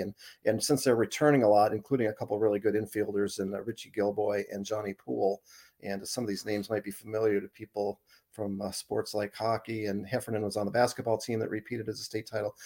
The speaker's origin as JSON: {"language": "English", "region": "Arizona", "country": "United States", "tie": "born or raised there", "also_born_or_lived": "Boston", "moved": "as an adult", "lives_now": "Portland, Maine, United States", "said": "I grew up in Ari, Arizona, I moved to Boston after college, and then I moved up to, uh, Portland"}